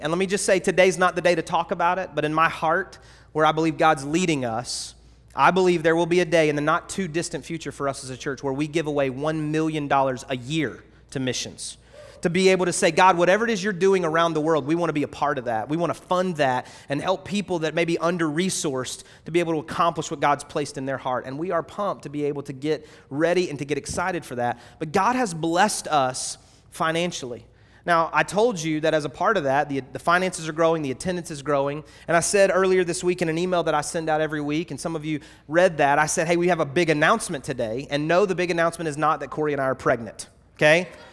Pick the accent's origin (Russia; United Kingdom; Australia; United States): United States; North Carolina; moved away; also born or lived in Georgia; maybe a North Carolinian, right? That's where I was born